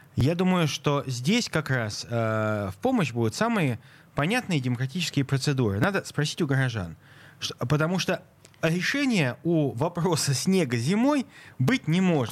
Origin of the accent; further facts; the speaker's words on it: Saint Petersburg, Russia; А я как петербуржец хочу сказать, что так. я вырос в занесенном снегом Ленинграде